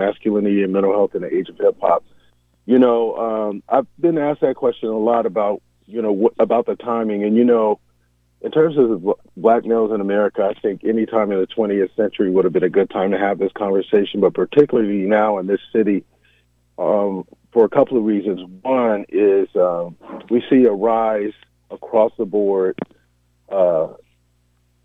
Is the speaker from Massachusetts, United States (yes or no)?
no; San Diego, California, United States; also born or lived in Los Angeles; I was born in San Diego